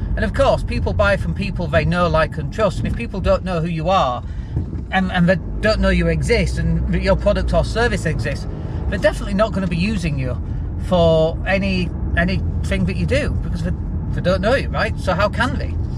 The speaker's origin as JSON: {"language": "English", "region": "Yorkshire and the Humber", "country": "United Kingdom", "also_born_or_lived": "Leeds", "accent": "Yorkshire", "said": "I lived up in Leeds and I'd go down to London and I used to be really embarrassed about my Yorkshire accent."}